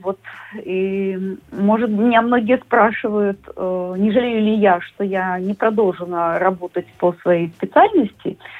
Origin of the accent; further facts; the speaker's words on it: Minsk, Belarus; moved away as an adult; now in Latvia; Я из Минска